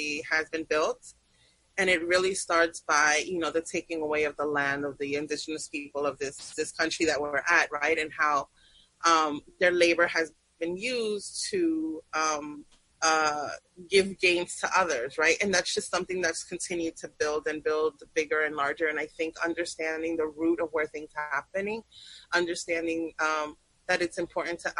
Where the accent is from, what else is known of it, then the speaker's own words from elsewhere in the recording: New York City, New York, United States; also born or lived in Peru / Sunset Park; growing up in New York City in the 90s